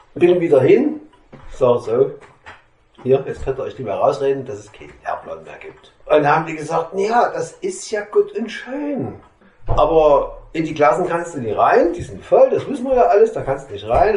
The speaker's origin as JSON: {"language": "German", "town": "Meissen", "region": "Saxony", "country": "Germany", "said": "ich komme aus Meißen"}